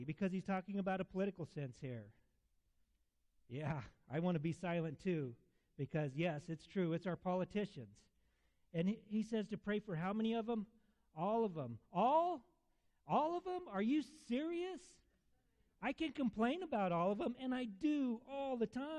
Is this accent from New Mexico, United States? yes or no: yes; Alamogordo, New Mexico, United States; I'm from Alamogordo. I was born there and raised there off and on.